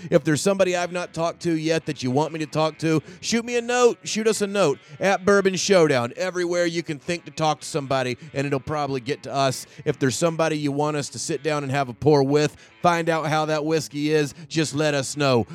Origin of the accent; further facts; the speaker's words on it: North Carolina, United States; I grew up in North Carolina